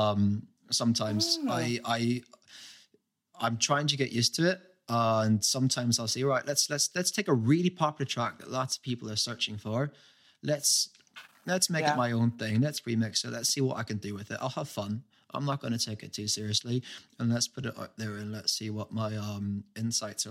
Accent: Derry, Northern Ireland, United Kingdom; moved away as an adult; now in London, United Kingdom; When I was growing up in Derry

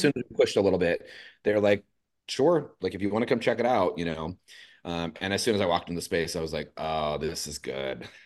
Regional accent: Los Angeles, California, United States; moved away as an adult; also born or lived in San Diego; now in San Francisco, United States; I'm originally from East L

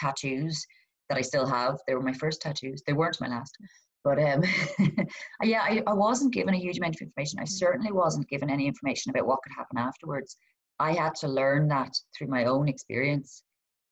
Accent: Donegal, Ulster, Ireland; I'm from Donegal

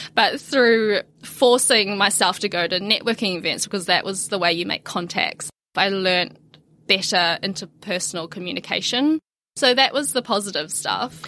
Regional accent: New Zealand; also born or lived in China; I was born in China, raised in New Zealand

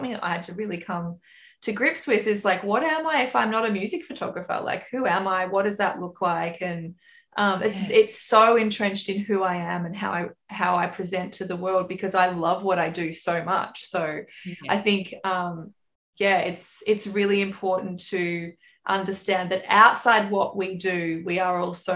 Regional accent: Australia; accent: bogan Aussie; the bogan Aussie accent on this side

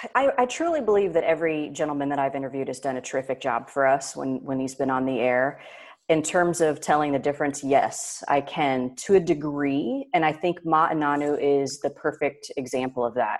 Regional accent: near Indianapolis, United States; in Indianapolis near my hometown

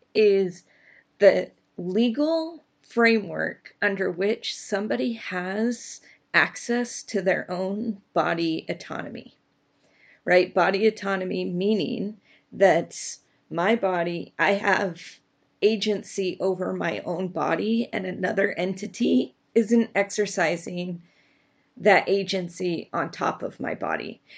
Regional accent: Utah, United States; I grew up in Utah

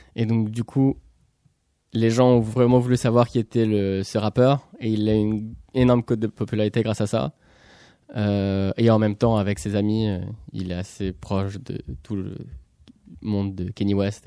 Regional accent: Pessac, Nouvelle-Aquitaine, France; je suis né à Pessac

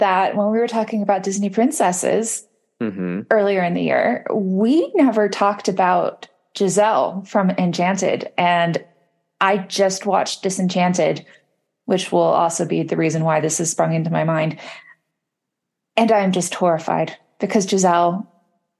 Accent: Canada; As a Canadian

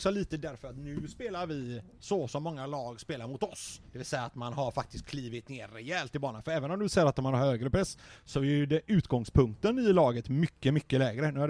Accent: Götene, Västra Götaland, Sweden

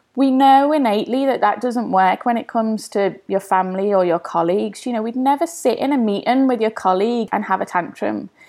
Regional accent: Liverpool, North West England, United Kingdom; now in London, United Kingdom; growing up in Everton with the hustle and bustle

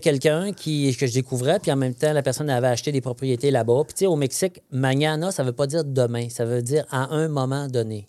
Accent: Saint-Bernard, Quebec, Canada; moved away; je suis né à Saint-Bernard-de-Beauce, hein, à 48 km des ponts au sud de Québec. Je suis un ah beau son. donc, on, sort le gars de la Beauce, mais pas la Beauce du gars

